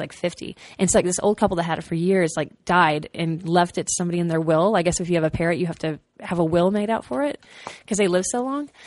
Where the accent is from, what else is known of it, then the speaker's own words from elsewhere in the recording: Austin, Texas, United States; I'm from Austin